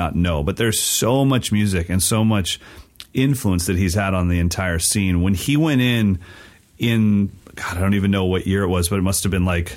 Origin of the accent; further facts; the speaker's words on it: West Coast, United States; I'm a West Coast kid that's not growing up in Philly